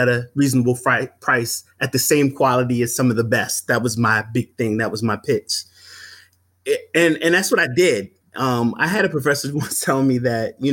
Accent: Philadelphia, Pennsylvania, United States; moved away; my hometown of Philadelphia

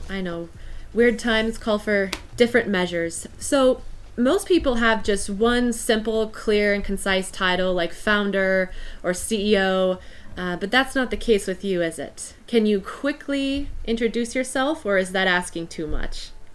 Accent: United States; as an American visiting Belgium for the first time

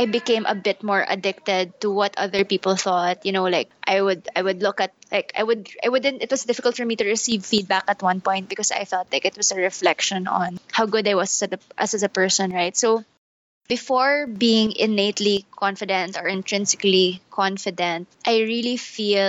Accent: Manila, Metro Manila, Philippines; I'm full Filipino. I was born and raised here in Manila

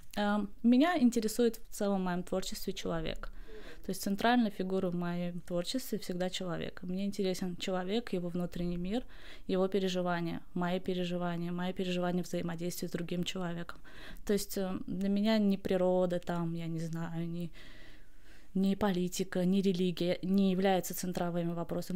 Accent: Baku, Azerbaijan; я поэт из Баку, Азербайджана

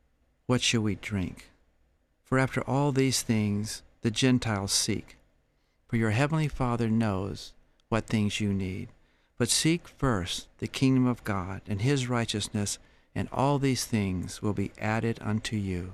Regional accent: Georgia, United States; I was 25 years old and I was visiting California from Georgia.

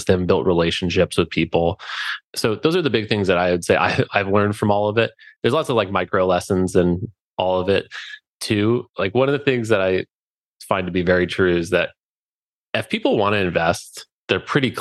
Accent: Alaska, United States; We're from Alaska

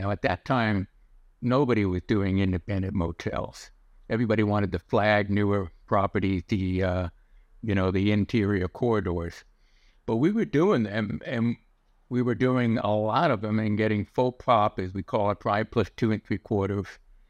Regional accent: New York City, New York, United States; I wanted to be a banker because I grew up in the New York City area. My dad was in Wall Street.

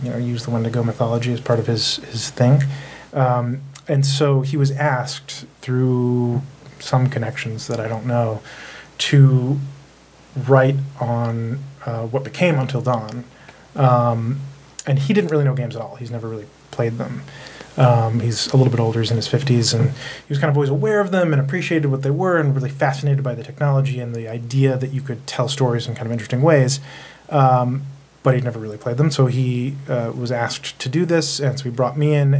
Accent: Delaware, United States; moved away as an adult; also born or lived in New York City; a friend of mine, Ty West, who I grew up with in Delaware

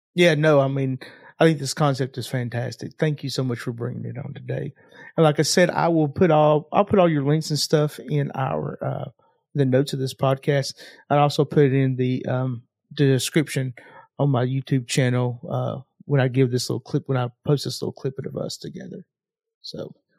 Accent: Knoxville, Tennessee, United States; I'm from Knoxville, Tennessee

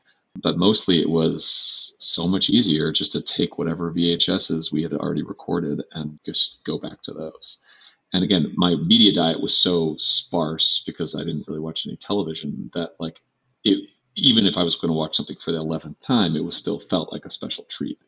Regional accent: Massachusetts, United States; I grew up in Massachusetts in the 80s and 90s.

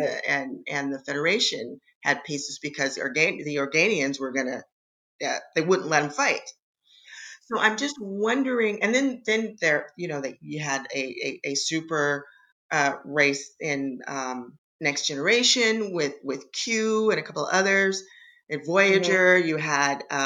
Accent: Oakland, California, United States; I'm from Oakland

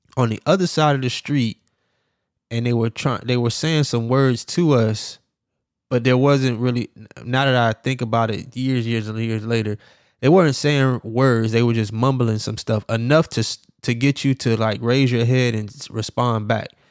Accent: Miami, Florida, United States; also born or lived in Jacksonville, Florida; I'm from Miami, Florida, Dade County.

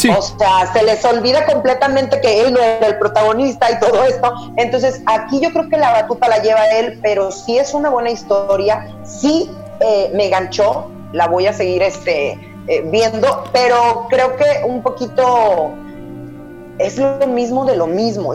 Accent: Mexico; como mexicanos

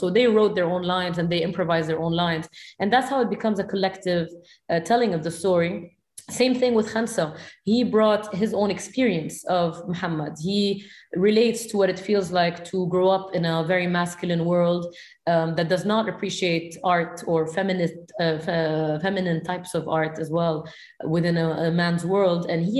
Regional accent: Beirut, Beirut Governorate, Lebanon; accent: Syrian; my culture is very much Syrian. And I've felt the feeling of, you know, growing up in Beirut, having a Syrian accent

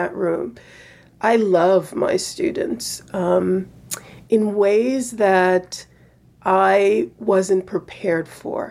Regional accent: United States; I'm an American

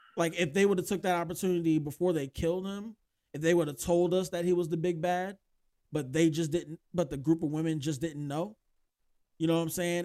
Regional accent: United States; as an American

